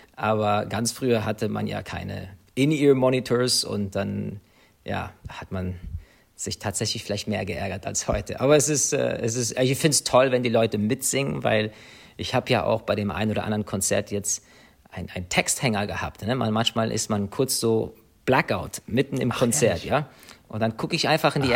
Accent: Ireland; moved away; also born or lived in United States; Ich bin in Irland geboren, das ist meine Heimat.

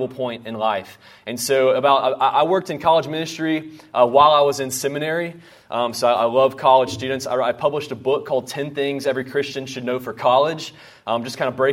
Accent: North Carolina, United States; moved away as an adult; now in Houston, United States; I grew up in North Carolina.

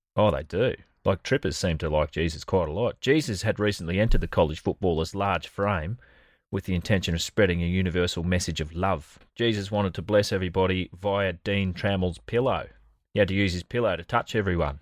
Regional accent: Australia; as an Australian

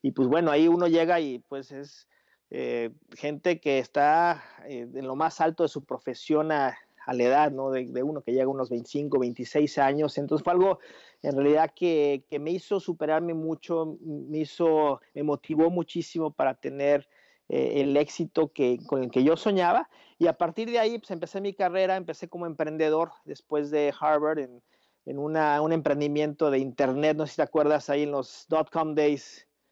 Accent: Mexico City, Mexico; first language Spanish; moved away as an adult; yo soy mexicano, nací en la Ciudad de México, eh, crecí allá

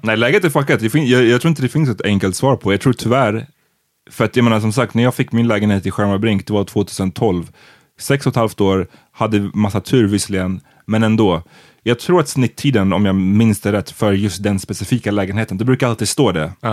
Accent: Stockholm, Stockholm County, Sweden; jag bodde hemma tills jag var 25. Mm. Eh, för att jag är från Stockholm

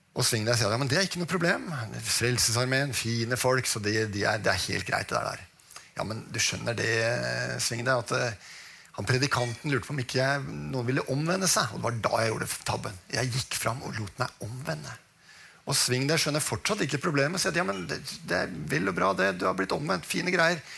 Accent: Oslo, Norway; jeg vokste opp på Oppsal

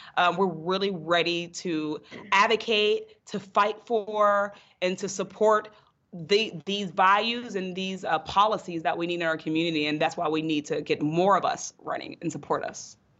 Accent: North Braddock, Pennsylvania, United States; I grew up in North Braddock, Pennsylvania, outside of Pittsburgh

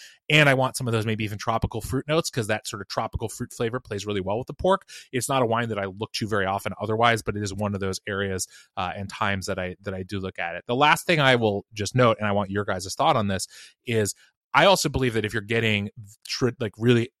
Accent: Washington, United States; So I will say, growing up in Washington, you know, barbecue is sadly mostly an imported thing here.

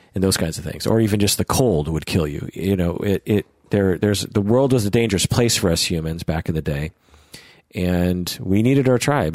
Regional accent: United States; accent: American; my American accent

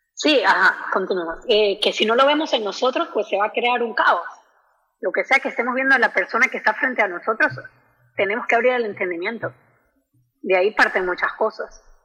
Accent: Venezuela; moved away; yo también soy inmigrante venezolana

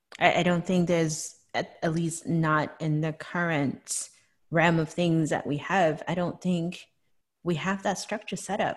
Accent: Hong Kong; now in United States; growing up in Hong Kong

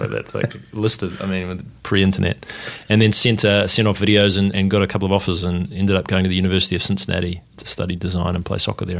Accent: Wellington, New Zealand; moved away as an adult; also born or lived in Australia; now in United States; I grew up in New Zealand. Whereabouts? In Wellington. Came to university in America on a soccer scholarship to study design.

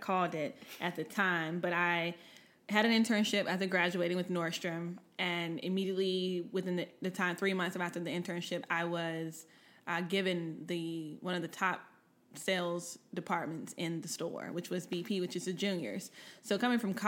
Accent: Portsmouth, Virginia, United States; I am originally from Chesapeake, Portsmouth area. I am from Portsmouth

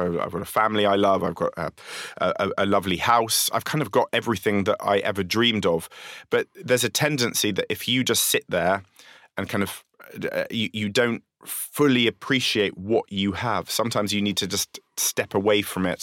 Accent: London, United Kingdom; accent: Londoner

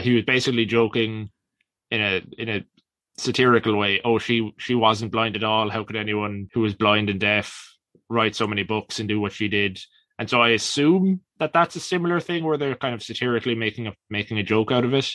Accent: Ireland

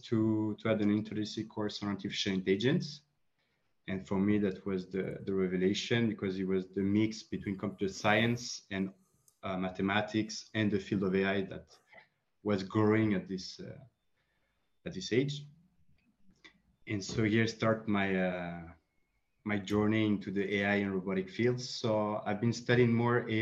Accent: France; also born or lived in Colombia; I'm a Franco-Colombian. I was born in Colombia, but raised in France.

